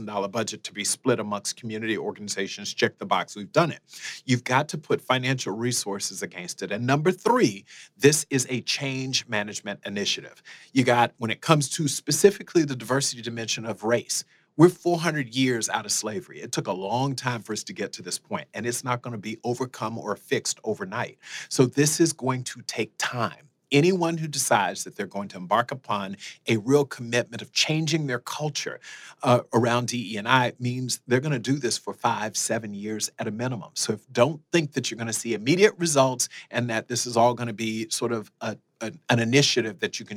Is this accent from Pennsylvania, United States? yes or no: no; South Florida, United States; moved away as an adult; also born or lived in Fort Lauderdale / Iowa; I grew up in South Florida